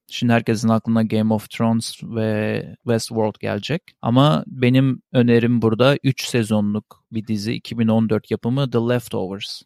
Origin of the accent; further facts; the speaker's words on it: Turkey; bir Türk olarak